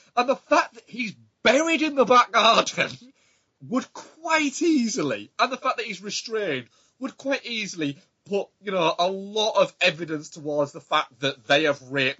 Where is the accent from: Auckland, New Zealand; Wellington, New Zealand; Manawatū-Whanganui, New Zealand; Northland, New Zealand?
Auckland, New Zealand; I'm from Auckland.